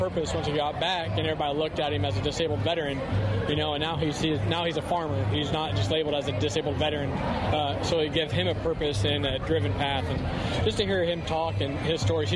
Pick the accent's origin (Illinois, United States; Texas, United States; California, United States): Illinois, United States; I'm from Illinois. We have a 300-acre organic farm there